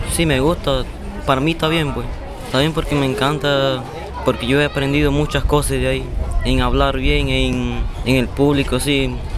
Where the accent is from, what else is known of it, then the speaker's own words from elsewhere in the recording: Uribia, La Guajira, Colombia; Spanish is a second language; Soy aquí de Uribia, nací aquí